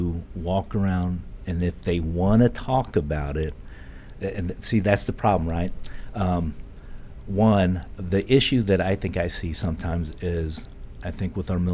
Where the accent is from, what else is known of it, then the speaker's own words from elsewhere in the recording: New Carlisle, Ohio, United States; moved away; also born or lived in Seoul, South Korea; I was born in Seoul, South Korea, and I came to the United States when I was 5 years old and lived in a little town called New Carlisle, Ohio, and I was raised there